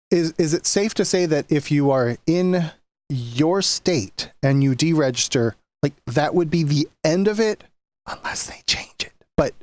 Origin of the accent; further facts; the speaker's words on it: Wisconsin, United States; And like my home state of Wisconsin